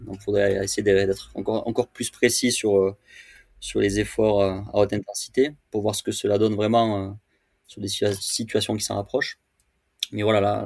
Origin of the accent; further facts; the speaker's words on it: Châteauneuf-du-Pape, Provence-Alpes-Côte d'Azur, France; je suis originaire de, Châteauneuf-du-Pape, euh, qui est un petit village euh, réputé pour son breuvage à côté d'Avignon. Donc j'ai grandi dans le Vaucluse.